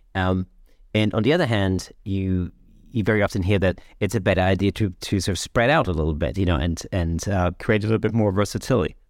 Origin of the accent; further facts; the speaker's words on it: United Kingdom; we used to use in Britain